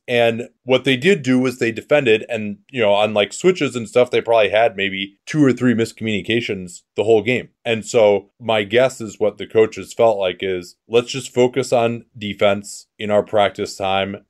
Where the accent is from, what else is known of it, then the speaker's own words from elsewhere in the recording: United States; as an American